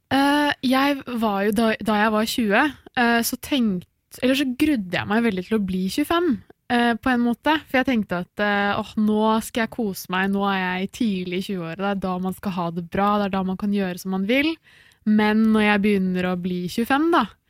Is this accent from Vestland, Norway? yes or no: no; Oslo, Norway; moved away as an adult; now in Bergen, Norway; jeg er fra Oslo.